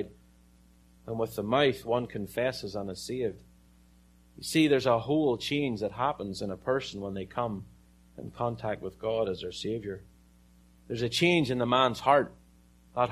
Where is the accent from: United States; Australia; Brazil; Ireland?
Ireland; I'm from Ireland